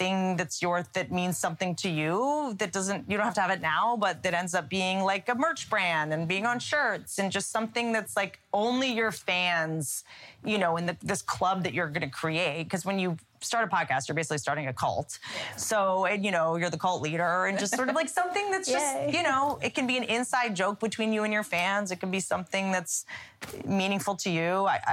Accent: Russia; between growing up in Russia and being in prison, I mean, you basically are always in cryo freeze.

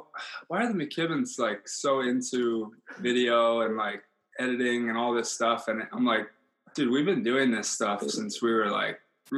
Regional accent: Hawaii, United States; moved away as an adult; so we're all from Hawaii, as you can tell from this story. We all grew up together.

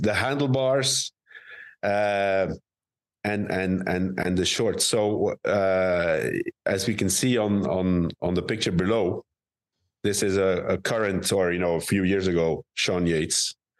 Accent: Roeselare, Flanders, Belgium; now in Madrid, Spain; it was close to my hometown. It was in Roeselare

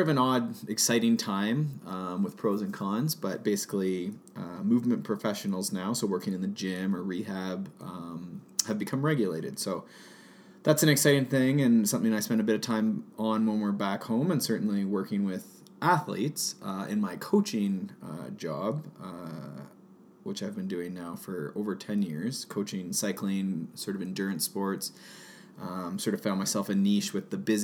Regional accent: Ontario, Canada; I am from Ontario, Canada

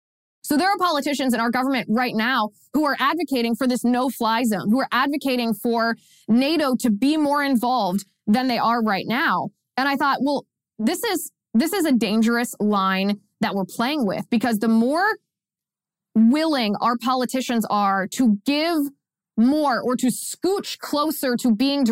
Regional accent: United States

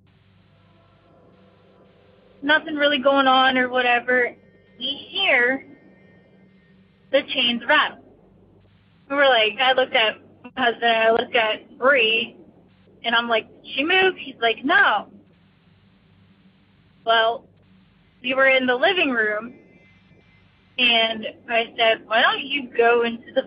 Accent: near Gettysburg, Pennsylvania, United States; also born or lived in Pittsburgh, Pennsylvania; I grew up near Gettysburg, PA.

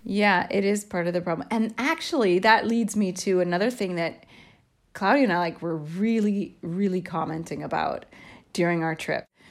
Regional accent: United States; moved away as an adult; now in Italy; I grew up in the United States until I was in my mid-twenties, I guess I have become Italianized

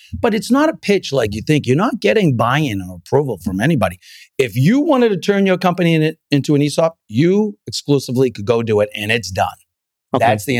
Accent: Salem, Massachusetts, United States; also born or lived in Santa Barbara / New York / Pennsylvania / Illinois; So I was born in Santa Barbara, grew up mostly in Salem, Massachusetts, lived in 2 years in New York and then 12 years in Pennsylvania, in Amish country and 8 years in Illinois.

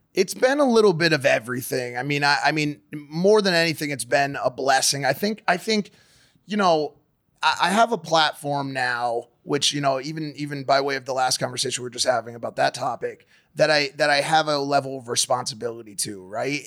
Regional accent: United States; I was born not in New York City, but close enough

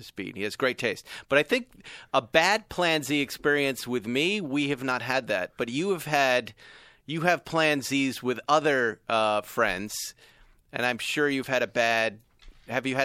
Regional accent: New England, United States; I'm from New England

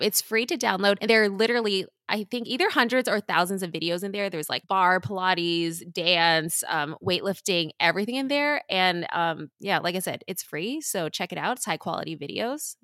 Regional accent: Southern California, United States; I grew up in Southern California.

